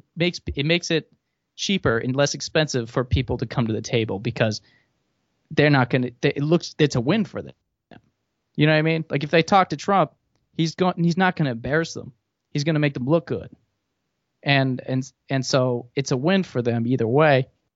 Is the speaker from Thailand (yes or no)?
yes; Thailand; I grew up in Thailand, and a huge phrase there that's just ingrained in the culture is laksa